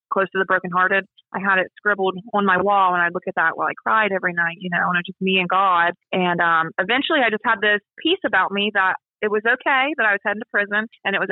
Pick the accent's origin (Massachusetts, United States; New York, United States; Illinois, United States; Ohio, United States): Ohio, United States; moved away as an adult; now in Parkersburg, United States; I'm originally from Ohio, but I'm married now. So I live in Parkersburg, West Virginia.